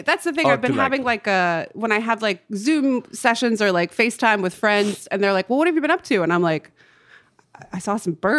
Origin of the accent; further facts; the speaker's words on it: the South, United States; accent: southern; moved away; And I can hear my southern accent when I'm doing it.